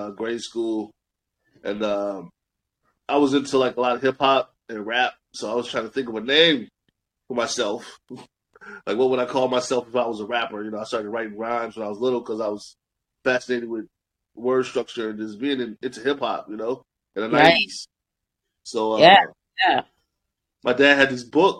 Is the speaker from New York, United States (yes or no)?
no; Chicago, Illinois, United States; I'm all the way from Chicago